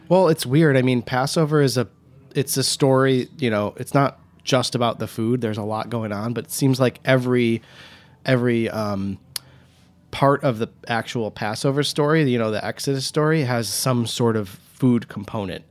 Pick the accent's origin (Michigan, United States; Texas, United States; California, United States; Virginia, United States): Michigan, United States; Huntington Woods; also born or lived in Royal Oak, Michigan / Ann Arbor, Michigan; now in New York, United States; I was born in Royal Oak, Michigan. I grew up in Huntington Woods, Michigan, um, just outside of Detroit